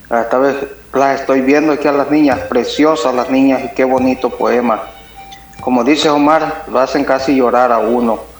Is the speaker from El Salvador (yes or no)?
yes; El Salvador; pues especial pues hoy este día que estamos celebrando como salvadoreños que somos, que estemos en el país o que estemos fuera del país, estamos celebrando nuestra independencia.